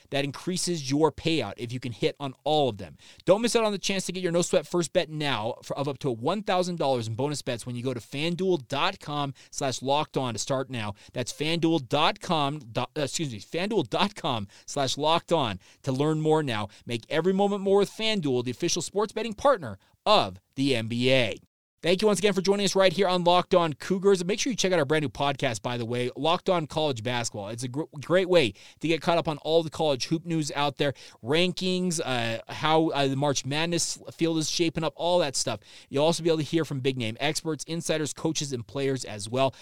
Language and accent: English; Orem, Utah, United States; I grew up in Orem as well